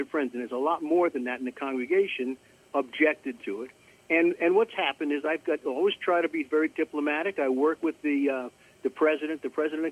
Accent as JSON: {"language": "English", "area": "Long Island", "region": "New York", "country": "United States", "tie": "born or raised there", "moved": "yes", "lives_now": "Atlanta, United States", "said": "I grew up on Long Island. I live in Atlanta now."}